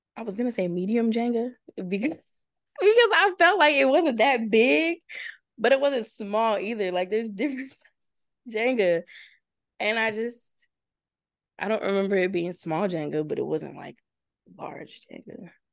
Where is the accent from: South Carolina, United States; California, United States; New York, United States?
California, United States; Victorville; moved away as an adult; also born or lived in Chino, California; now in Washington, D.C., United States; I'm from Victorville, California, a little small city in the IE. Um, grew up there pretty much all my life.